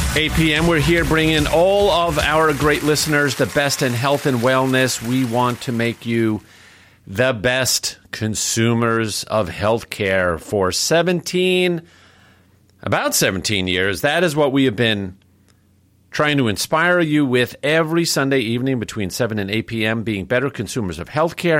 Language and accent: English; New York City, New York, United States; growing up in New York City